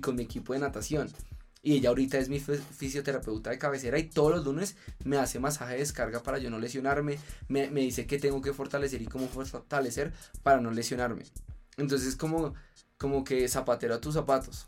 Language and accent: Spanish; Colombia; culturalmente como colombiano